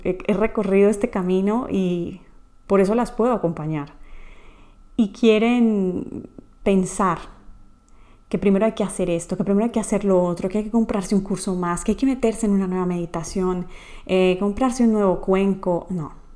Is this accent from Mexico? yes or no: no; Colombia; moved away; mi país natal, Colombia